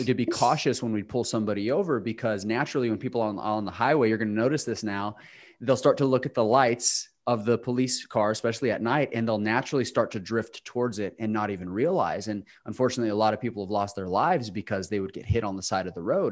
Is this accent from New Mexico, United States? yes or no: yes; New Mexico, United States; now in Charlotte, United States; I'm from New Mexico